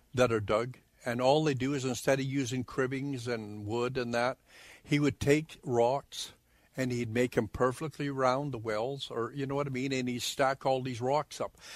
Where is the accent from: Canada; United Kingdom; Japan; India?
Canada; Okanagan Valley, British Columbia; now in Grandview, Manitoba, Canada; I was born in the Okanagan Valley in BC, like in British Columbia